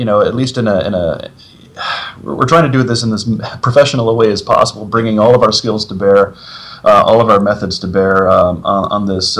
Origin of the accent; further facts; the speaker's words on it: United States; as an American, digging abroad